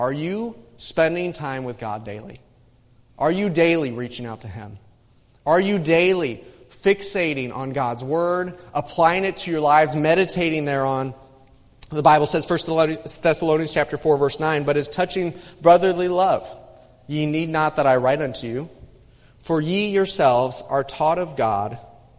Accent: Midwest, United States; moved away; I grew up in the Midwest

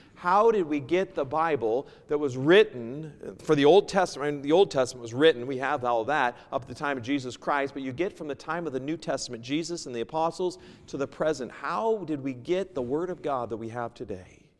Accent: United States; moved away; also born or lived in Seattle / New York; I'm originally from the States

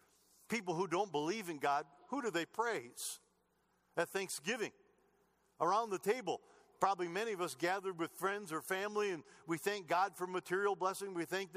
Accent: United States; born there; I was born in America.

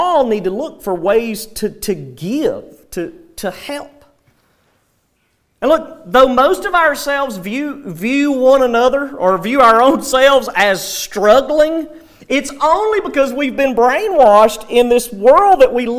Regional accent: United States; especially as Americans, and sadly even as American believers

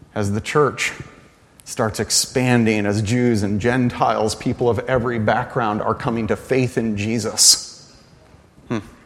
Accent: United States; we, as American evangelicals

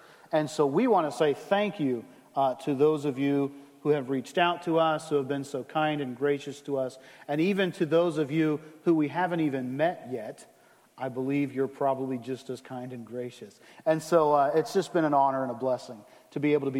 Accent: the South, United States; I grew up in the South

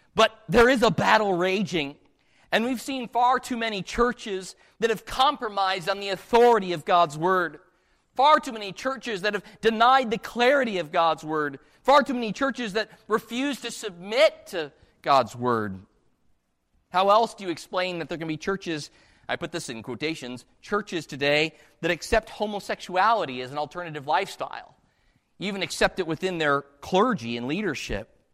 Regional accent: just outside of Chicago, Illinois, United States; I was born just outside of Chicago.

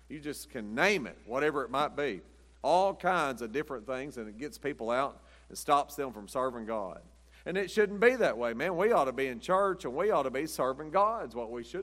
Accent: United States; I'm an American

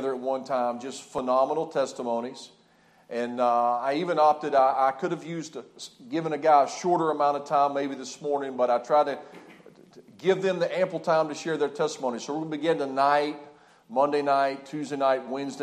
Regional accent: Lewisburg, West Virginia, United States; moved away as an adult; also born or lived in Hanau, Germany; I grew up in the Lewisburg, West Virginia area

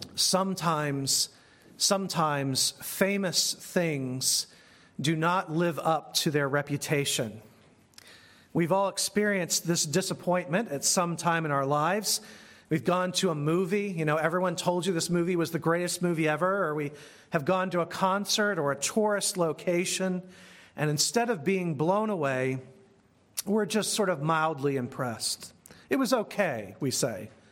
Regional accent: United States; As American Christians

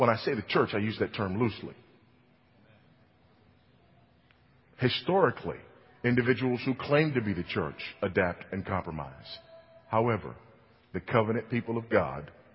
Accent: California, United States; moved away; my home state of California

